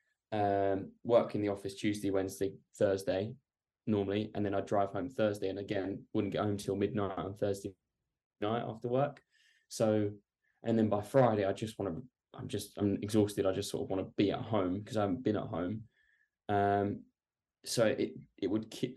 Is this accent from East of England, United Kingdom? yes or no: yes; Essex, East of England, United Kingdom; I'm from Essex.